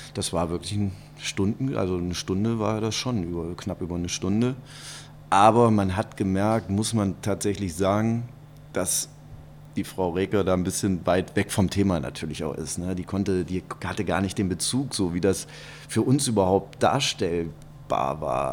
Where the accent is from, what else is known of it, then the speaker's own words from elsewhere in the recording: Kassel, Hesse, Germany; now in Cologne, Germany; wohnen meine Eltern dann noch und mein Bruder, das ist mir, das ist Heimat